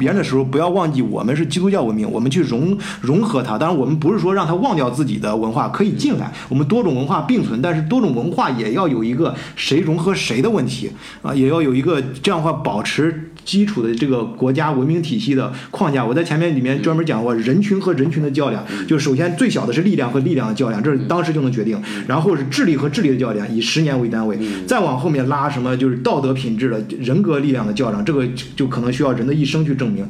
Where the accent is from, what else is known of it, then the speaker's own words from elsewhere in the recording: China; moved away as an adult; now in Germany; 我们中国人